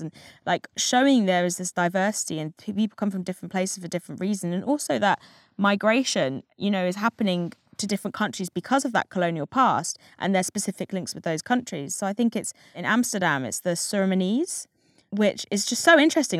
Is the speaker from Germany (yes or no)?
no; England, United Kingdom; I happened to be English, white English mixed race.